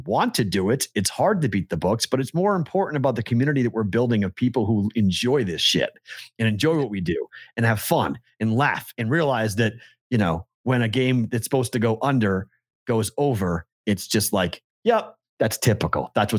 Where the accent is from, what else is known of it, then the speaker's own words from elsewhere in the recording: Mississippi, United States; I'm from South Mississippi, so it might not make a lot of sense, but I'm a Red Sox fan due to my hatred of the Yankees